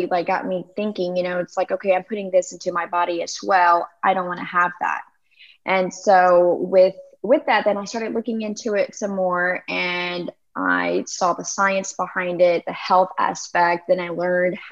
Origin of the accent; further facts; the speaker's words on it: Memphis, Tennessee, United States; I am from Memphis, Tennessee